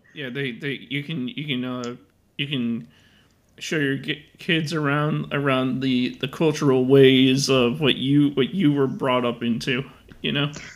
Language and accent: English; Chicago, Illinois, United States; I've been living in Chicago my whole life